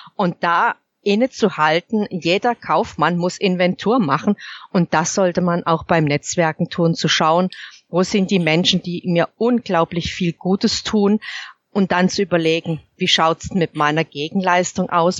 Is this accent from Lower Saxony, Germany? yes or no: no; Baden-Württemberg, Germany; ich komme unverkennbar aus Baden-Württemberg